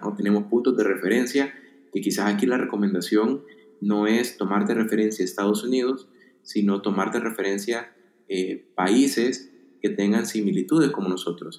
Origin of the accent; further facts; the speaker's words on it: El Salvador; Yo soy del El Salvador